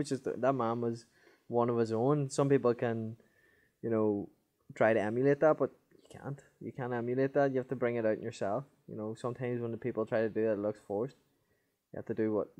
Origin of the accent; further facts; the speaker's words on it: Northern Ireland, United Kingdom; I'm from Northern Ireland. Well, the north of Ireland